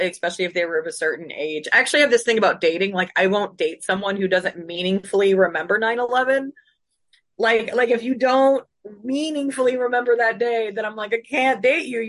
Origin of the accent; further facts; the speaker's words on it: Northern Virginia, United States; moved away as an adult; also born or lived in Davis, California; I grew up in the Northern Virginia area